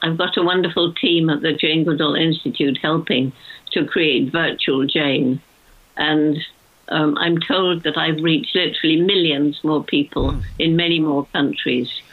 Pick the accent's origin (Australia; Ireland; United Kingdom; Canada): United Kingdom; when I was a child growing up in World War II